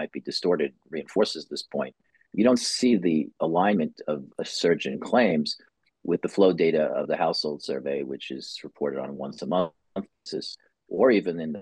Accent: New York, United States; as a New Yorker

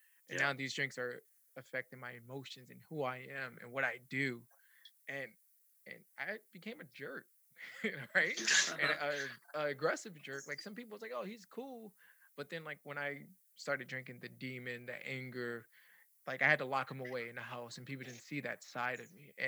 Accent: New York City, New York, United States; now in Tampa, United States; I'm originally from the Bronx. I moved from the Bronx to Tampa

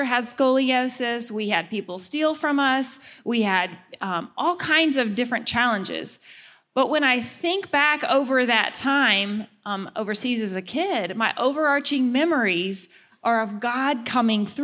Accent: the South, United States; moved away; I'm from the South

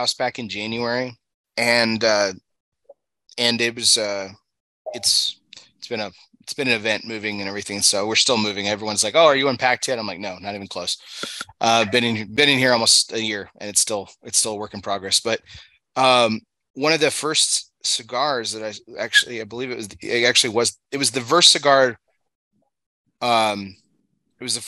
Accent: El Paso, Texas, United States; moved away; I grew up in El Paso, Texas, moved out here

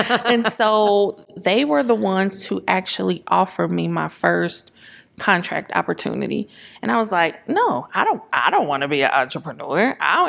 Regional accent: St. Louis, Missouri, United States; Because we come from St. Louis. Everything is literally 15, 20 minutes away.

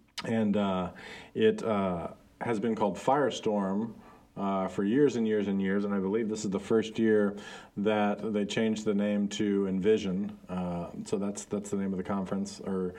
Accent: Guatemala; One of my good friends that I grew up with in Guatemala, we went to the same church, worked for the same church, all this kind of stuff.

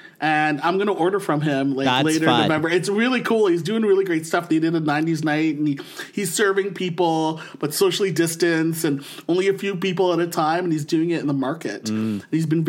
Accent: Philippines; Yeah, I am Filipino, but I want to support.

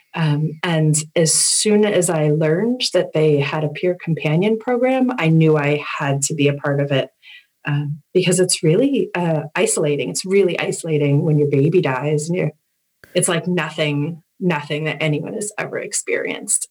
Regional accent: Agawam, Massachusetts, United States; also born or lived in West Springfield, Massachusetts; I grew up in Agawam, Massachusetts, and I'm very close to there now in West Springfield

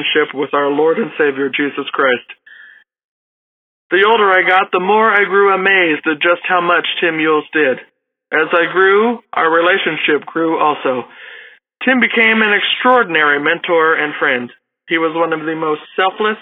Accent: Johnston City, Illinois, United States; I'm from Johnston City, Illinois

